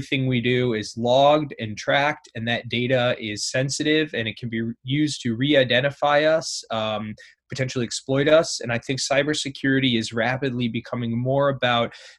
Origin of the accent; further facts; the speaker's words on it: Indiana, United States; moved away as an adult; also born or lived in Ohio / Middle East and North Africa; now in New York City, United States; I'm from the Midwest in the U.S., from Indiana